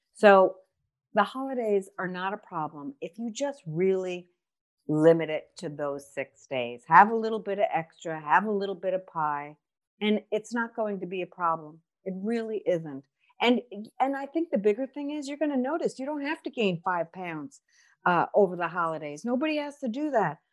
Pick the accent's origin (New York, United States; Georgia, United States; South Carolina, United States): New York, United States; accent: New York; moved away; I'm originally from New York, so my accent jacks everything up as always